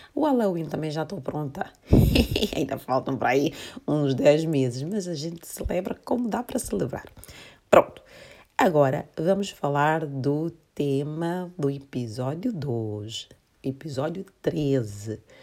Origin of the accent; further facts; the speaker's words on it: Santiago, Cape Verde; moved away; eu sou cabo-verdiana, nós em Cabo Verde celebramos muito o carnaval